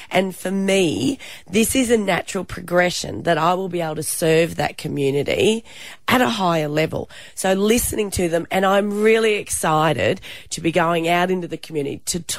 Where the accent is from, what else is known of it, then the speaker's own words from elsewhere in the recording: Townsville, Queensland, Australia; I am here for Townsville. This is my hometown.